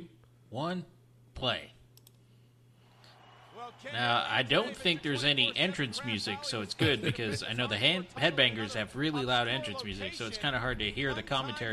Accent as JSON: {"language": "English", "town": "New York City", "region": "New York", "country": "United States", "tie": "born or raised there", "said": "growing up in New York City."}